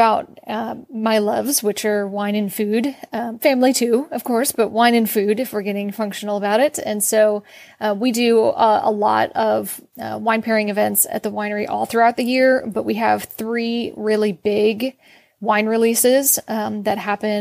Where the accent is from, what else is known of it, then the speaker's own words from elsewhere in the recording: outside of Philadelphia, Pennsylvania, United States; moved away as an adult; also born or lived in Virginia / North Carolina; now in Texas, United States; I'm originally from Pennsylvania and we grew up outside of Philadelphia